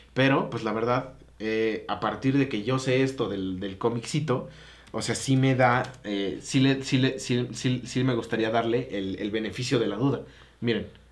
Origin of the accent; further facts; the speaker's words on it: Mexico; como mexicano